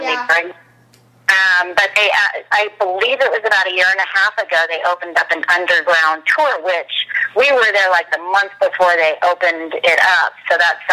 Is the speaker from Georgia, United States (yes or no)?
no; Bay Area, Northern California, United States; I grew up in the Bay Area in Northern California